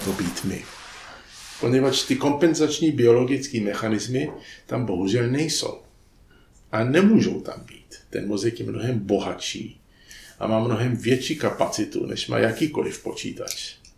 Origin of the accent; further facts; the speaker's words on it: United States; moved away; jsem vyrostl v poměrně chudé čtvrti v Americe, to byla dělnická čtvrta, byli to samý Italové a Čani